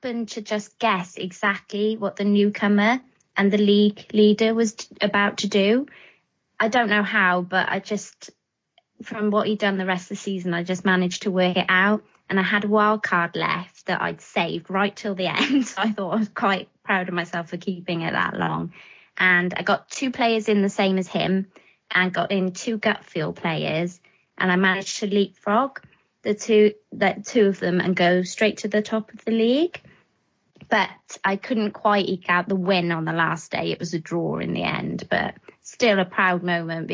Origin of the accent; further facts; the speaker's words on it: Wales, United Kingdom; now in England; I'm from the land of dragons, and that's Wales to to most people. But I've lived in England a long time now.